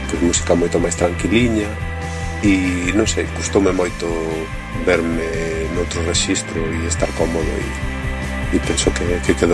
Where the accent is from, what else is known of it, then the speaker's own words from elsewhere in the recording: Galicia, Spain; somos unha banda galego-valenciana, e de … que somos galegos en xeral, porque somos do norte